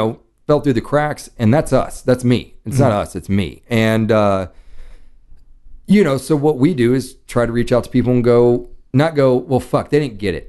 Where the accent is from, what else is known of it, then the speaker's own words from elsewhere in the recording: Dallas, Texas, United States; moved away as an adult; I grew up in Dallas. I lived in Dallas till I was 18.